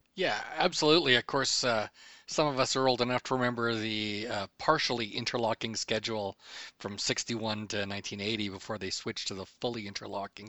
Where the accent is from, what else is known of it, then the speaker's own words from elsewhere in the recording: Edmonton, Alberta, Canada; also born or lived in Medicine Hat, Alberta; we moved from Medicine Hat, where I was born, up to Edmondson, where my mom's brother worked